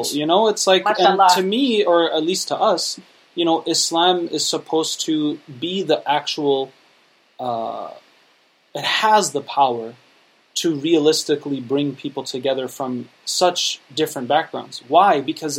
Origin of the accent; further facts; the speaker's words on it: United States; I was born and raised here in the United States, so I grew up with the Muslim community that was run by the immigrant community.